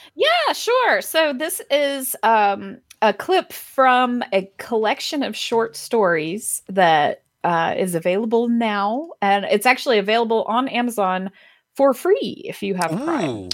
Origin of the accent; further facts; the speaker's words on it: Athens, Georgia, United States; also born or lived in Atlanta, Georgia; I grew up in Athens